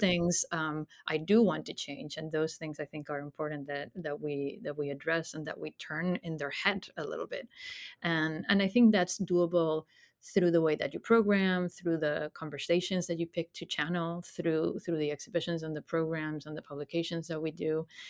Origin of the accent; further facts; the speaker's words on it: Spain; moved away as an adult; I was born in Spain and grew up there, studied there.